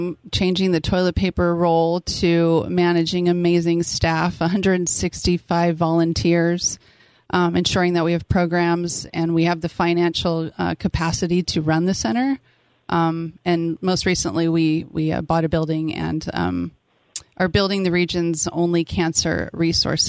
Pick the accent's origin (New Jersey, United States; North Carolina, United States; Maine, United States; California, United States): California, United States; San Diego; now in Temecula, United States; I was born and raised in San Diego and went to San Diego State, go Aztecs. Moved to Temecula with my young family